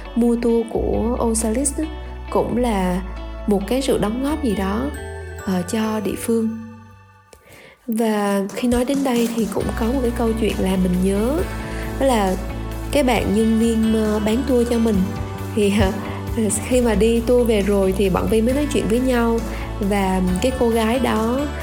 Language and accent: Vietnamese; Da Lat, Lam Dong, Vietnam; là một cô gái sinh ra và lớn lên tại thành phố Đà Lạt